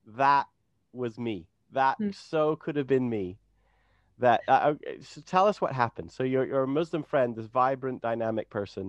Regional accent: Alberta, Canada; I grew up in Alberta, in Canada, in an evangelical world

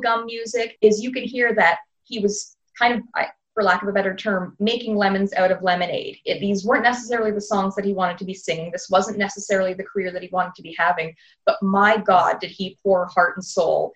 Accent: Ontario, Canada; I'm from Canada

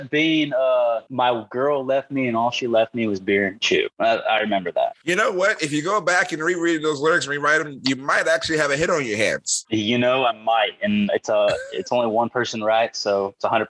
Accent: Parkville, Missouri, United States; it's a normal suburban town more than anything, and I say town because it's right outside of Kansas City.

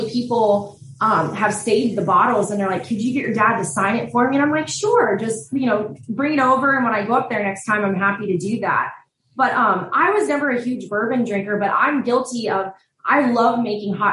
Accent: Southlake, Texas, United States; yeah we grew up in Southlake, which is like

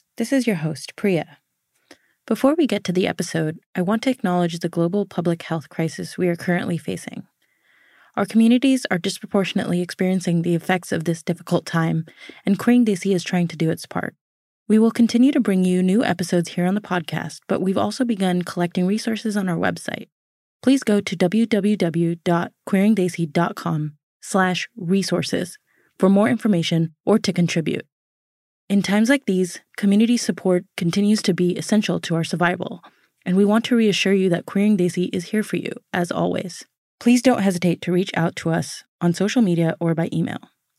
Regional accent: California, United States; I grew up in Southern California, so I knew you long before.

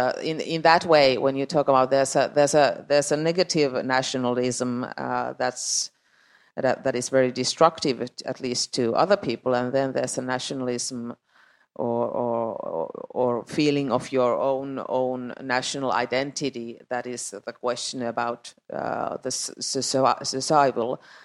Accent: Finland; English is a second language; also born or lived in Estonia

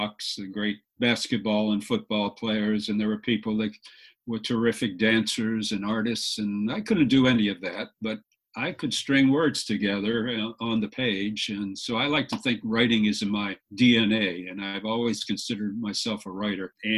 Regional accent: Fort Lauderdale, Florida, United States; also born or lived in Jacksonville, Florida; I've been a Floridian for most of my life. I grew up in Fort Lauderdale

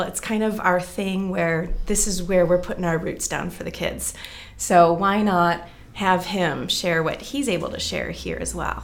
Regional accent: Green Bay, Wisconsin, United States; moved away as an adult; also born or lived in Minneapolis, Minnesota / Milwaukee, Wisconsin; now in Seattle, United States; I'm from the Green Bay area in Wisconsin

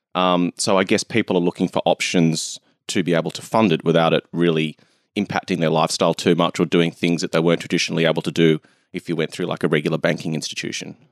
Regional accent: Australia; I'm from Australia

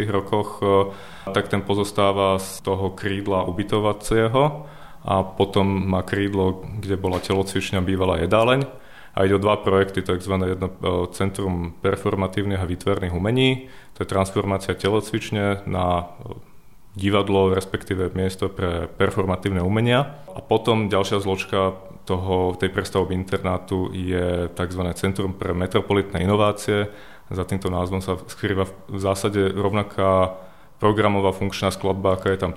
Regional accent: Bratislava, Bratislava Region, Slovakia; Ja som z Bratislavy, vyrastal som v Petržalke na sídlisku potom v starom meste a momentálne bývam v novom meste

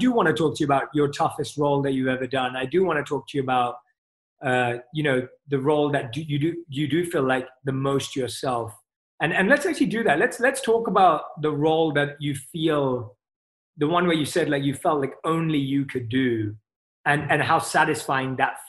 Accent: England, United Kingdom; I'm from England. Like, you know, football, soccer is my sport.

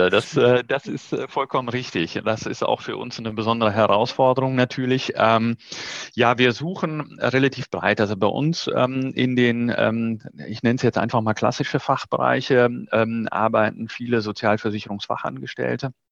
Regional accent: Netherlands; born there; German is a second language; ich bin ja gebürtige Niederländer und habe noch Familie dort

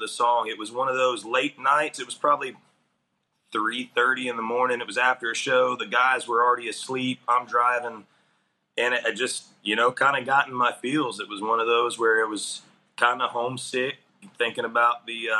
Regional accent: South Alabama, United States; I am from South Alabama. I grew up in South Alabama

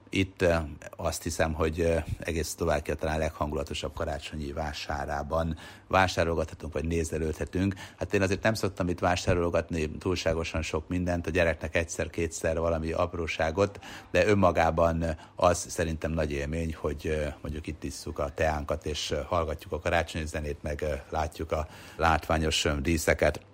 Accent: Sopron, Győr-Moson-Sopron, Hungary; egyébként én Soproni vagyok

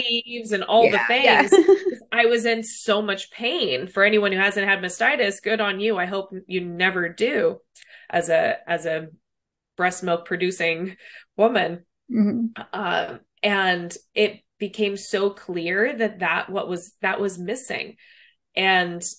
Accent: Los Angeles, California, United States; moved away as an adult; now in San Francisco Bay Area, United States; I'm originally from Los Angeles and born and raised there, lived there after college, met my husband there.

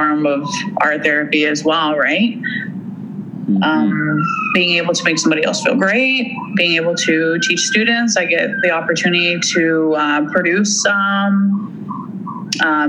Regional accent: Forest, Ontario, Canada; moved away; Oh, I grew up in a small town and in Ontario. It's was called Forest, Ontario.

